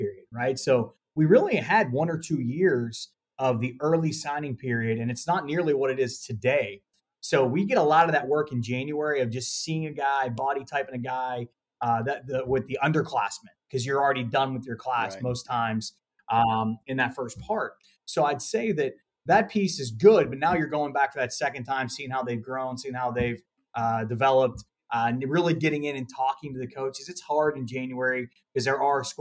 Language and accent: English; Pittsburgh, Pennsylvania, United States; born and raised in Pittsburgh